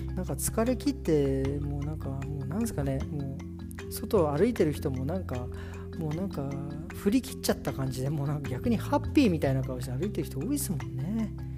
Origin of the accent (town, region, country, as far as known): Japan; moved away as an adult; also born or lived in Frankfurt, Germany; now in Germany